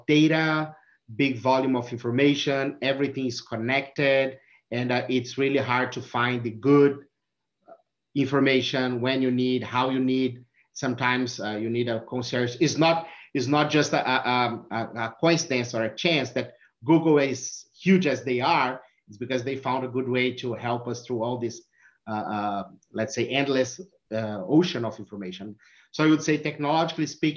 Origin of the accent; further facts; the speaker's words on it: Brazil; English is a second language; moved away as an adult; also born or lived in California; now in Michigan, United States; my accent. So I'm from Brazil. I'm living in US since 2016